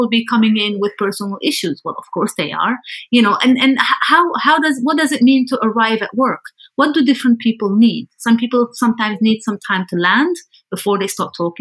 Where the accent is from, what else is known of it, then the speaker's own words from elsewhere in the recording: Lebanon; now in Amsterdam, Netherlands; I'm originally from Lebanon, currently based in Amsterdam in the Netherlands